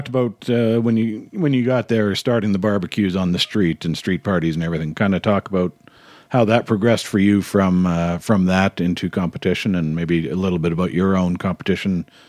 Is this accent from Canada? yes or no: yes; Canada; I think as Canadians, seem to have a bit of an inferiority complex sometimes